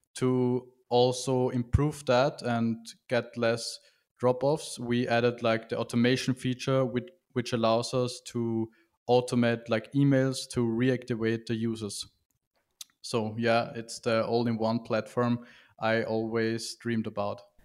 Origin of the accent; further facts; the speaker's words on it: Vienna, Austria; from Vienna, Austria